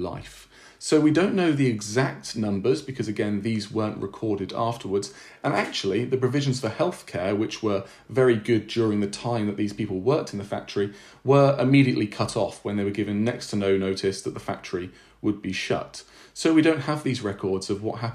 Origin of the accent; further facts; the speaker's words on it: Peterborough, East of England, United Kingdom; I come from Peterborough in Cambridgeshire